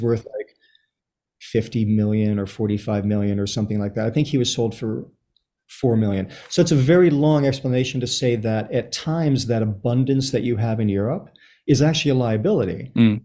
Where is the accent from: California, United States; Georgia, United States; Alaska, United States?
California, United States; Los Angeles; moved away as an adult; also born or lived in Chile; now in New York, United States; I was born in Chile, raised in Los Angeles. I've been in New York for around 30 years or so